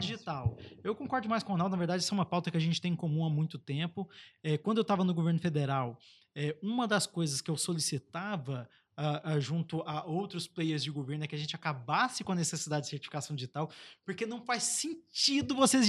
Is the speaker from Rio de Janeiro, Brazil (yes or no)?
yes; Baixada Fluminense, Rio de Janeiro, Brazil; a Baixada Fluminense, o Aruanan 3, a gente saiu da pobreza e a pobreza não saiu da gente